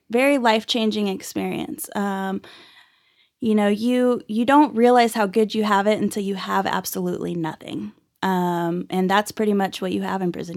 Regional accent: Dallas-Fort Worth area, Texas, United States; also born or lived in Irving, Texas; now in Amarillo, United States; So I was actually born and raised in, uh, Dallas-Fort Worth area. I was born in Irving and grew up all over the Metroplex

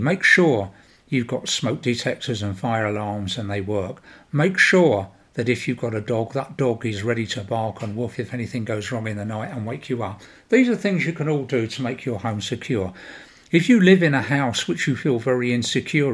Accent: United Kingdom; I am British

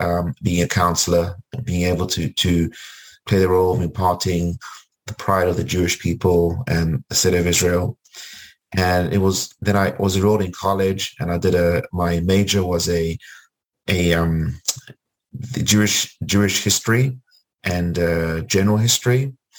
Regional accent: Cape Town, Western Cape, South Africa; moved away as an adult; also born or lived in Port Elizabeth, South Africa / Los Angeles, United States; when I was a young child growing up in South Africa.

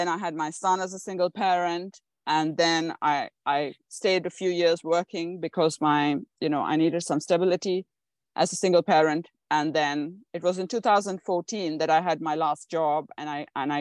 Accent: India; I was born in India

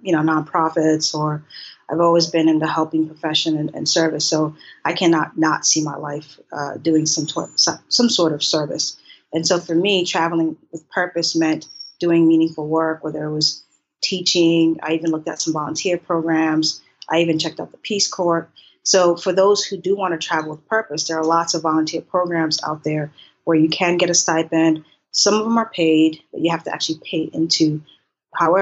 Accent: Boston, Massachusetts, United States; moved away as an adult; also born or lived in Haiti / Maryland; now in Thailand; I'm originally from Haiti and I grew up in Boston.

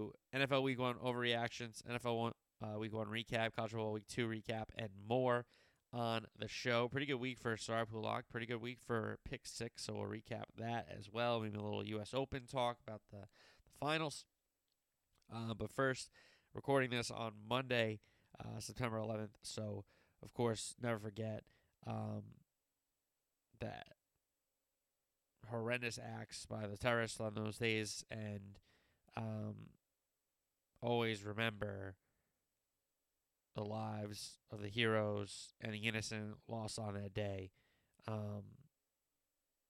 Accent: New Jersey, United States; I'm from Jersey

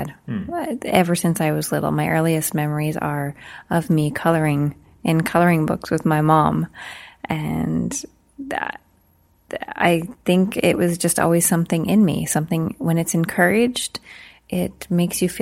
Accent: Bienfait, Saskatchewan, Canada; moved away as an adult; now in Meadow Lake, Canada; I was born and raised in Beanfait, Saskatchewan

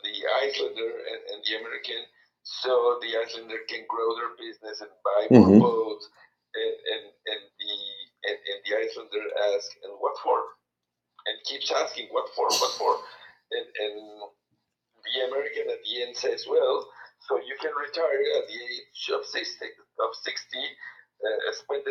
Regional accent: Guadalajara, Jalisco, Mexico; English is a second language; moved away as an adult; also born or lived in Mexico City; now in Hermosillo, Mexico; I was, as I said before, born and raised in Guadalajara

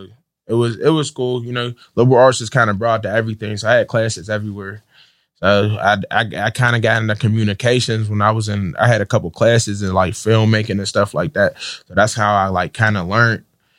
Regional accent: Pittsburgh, Pennsylvania, United States; No, I'm from Pittsburgh. Yeah. Okay. I'm from Garfield.

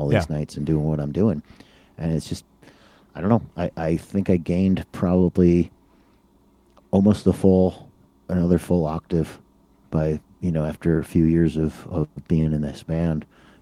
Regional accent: Chicago, Illinois, United States; I'm from Chicago

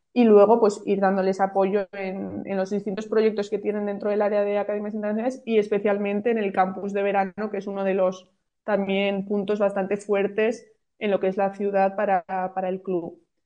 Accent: Pamplona, Navarre, Spain; now in Valencia, Spain; yo soy de Pamplona, yo nací en Pamplona

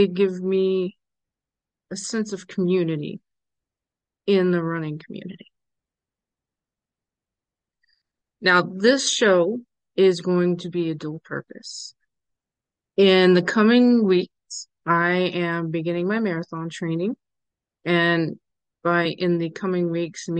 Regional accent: New Orleans, Louisiana, United States; I am from the New Orleans area

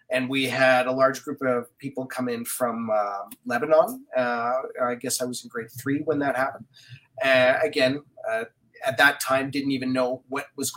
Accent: Winnipeg, Manitoba, Canada; I grew up in Winnipeg

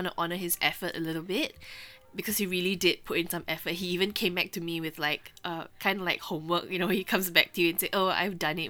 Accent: Singapore; we're from Singapore.

